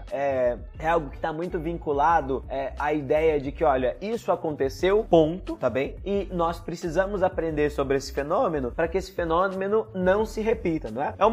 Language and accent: Portuguese; Palmeira do Oeste, São Paulo, Brazil; born there; porque eu que nasci em Palmeira do Oeste, no interior de São